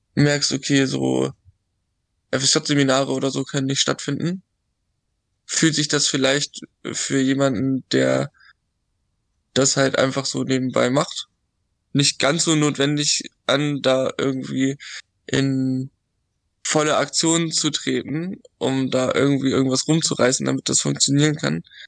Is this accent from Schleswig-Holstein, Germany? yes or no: yes; Dithmarschen, Schleswig-Holstein, Germany; ich komme aus so einem, aus Dithmarschen, also da aus einem kleinen Dorf